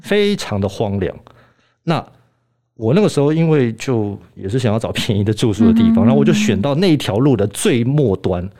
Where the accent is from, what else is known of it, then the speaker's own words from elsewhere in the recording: Germany; also born or lived in Leeds, United Kingdom; 我在德国长大